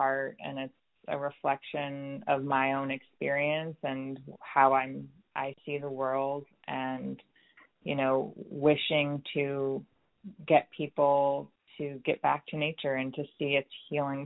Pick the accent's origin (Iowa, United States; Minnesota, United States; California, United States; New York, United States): New York, United States; moved away as an adult; also born or lived in West Coast; I'm originally from New York